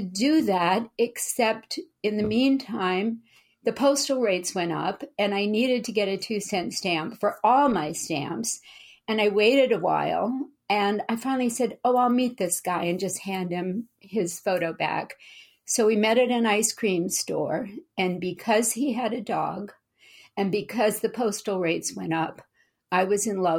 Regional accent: Louisiana, United States; now in Berkeley, United States; well, I'm from Louisiana and I'm a military brat and I'm Southern by heritage, although not by accent.

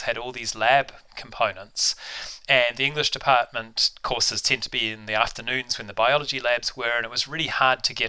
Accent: Auckland, New Zealand; now in Canada; I grew up in the North Shore of Auckland

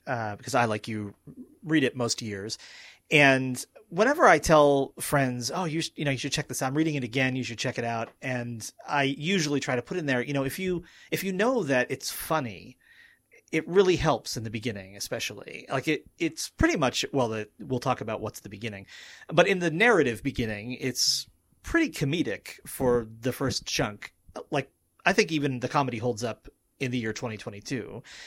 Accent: the place where Moby-Dick was written, Massachusetts, United States; moved away as an adult; now in Pennsylvania, United States; I was in the place where the book was written and also my hometown

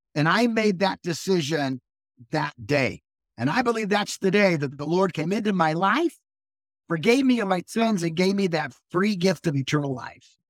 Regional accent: Akron, Ohio, United States; moved away as an adult; also born or lived in Lynchburg, Virginia / Indiana / Pennsylvania; now in northern Michigan, United States; I was born and raised in Akron, Ohio, so that's where I lived most of my childhood

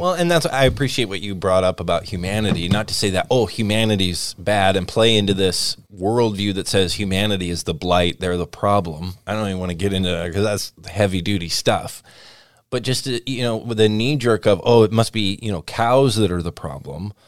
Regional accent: Washington, United States; I grew up around Washington Red Raspberries.

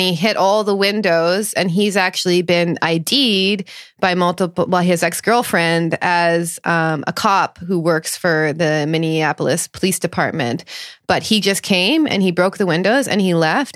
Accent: Thunder Bay, Ontario, Canada; I grew up in a town which is infamous in Canada, 'cause called Thunder Bay, Ontario

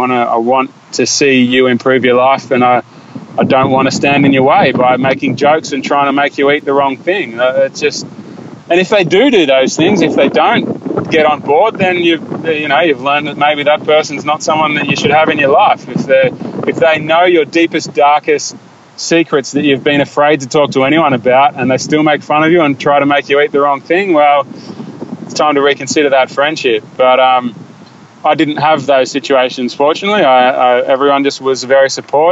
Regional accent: Australia; we're Australian and most of my friends are Australian

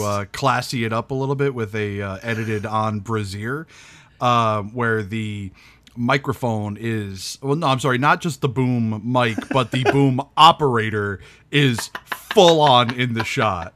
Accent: New England, United States; I'm from New England where we don't have accents

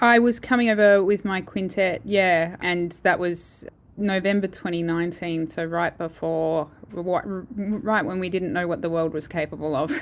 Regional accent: Perth, Western Australia, Australia; moved away as an adult; also born or lived in Holland; I'm originally from Perth, so it's lovely to be near all my family again

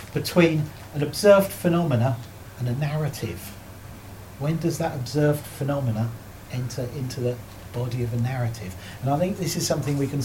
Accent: Surrey, South East England, United Kingdom; I was born and brought up in Surrey

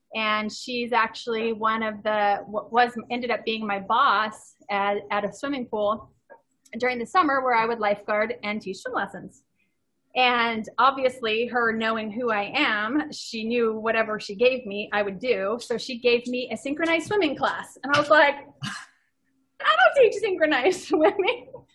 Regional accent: Ontario, California, United States; I grew up in Ontario, California. It's about 70, 80 miles east

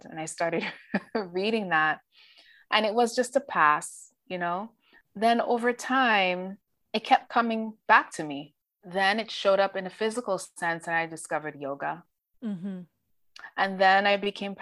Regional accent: Dominica; moved away; I am an immigrant. I came to this country from Dominica, Commonwealth of Dominica

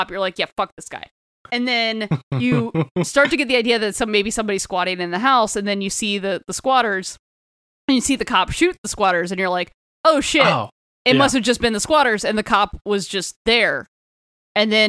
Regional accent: Florida, United States; growing up in Florida

